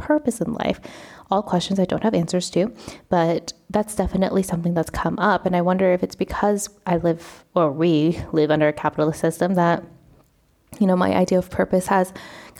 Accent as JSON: {"language": "English", "country": "United States", "moved": "as an adult", "lives_now": "Spain", "said": "I am Vietnamese American, I'm first generation"}